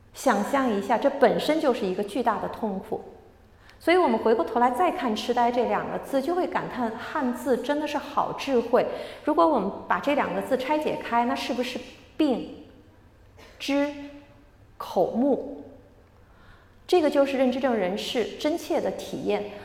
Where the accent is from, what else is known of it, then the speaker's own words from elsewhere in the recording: Shanghai, China; moved away; 我是出生在上海的，我很开心这次有机会回来